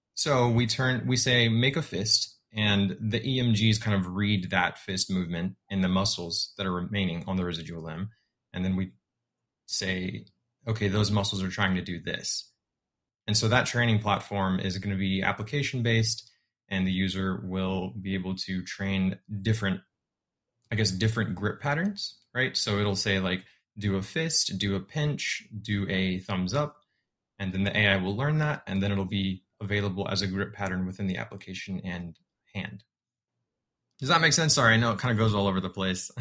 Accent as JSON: {"language": "English", "town": "San Antonio", "region": "Texas", "country": "United States", "tie": "born or raised there", "said": "I was born and raised in San Antonio, Texas"}